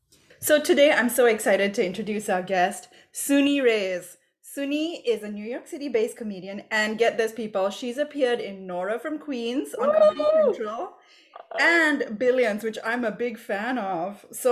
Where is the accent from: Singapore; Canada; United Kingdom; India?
Singapore; I grew up in Singapore